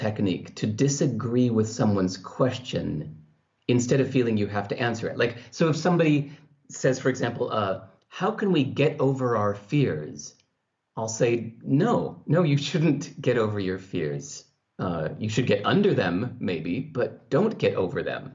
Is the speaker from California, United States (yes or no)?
yes; California, United States; the culture I grew up in California